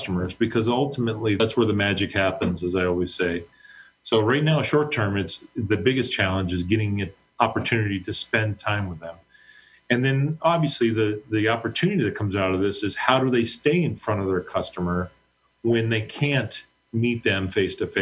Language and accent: English; Pennsylvania, United States; now in Cleveland, United States; I was born in the Mid-Atlantic states, so I grew up in Pennsylvania. I live in Cleveland now.